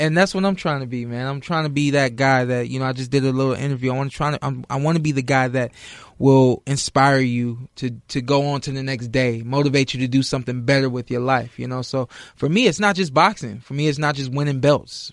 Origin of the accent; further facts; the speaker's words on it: Ohio, United States; I'm from Ohio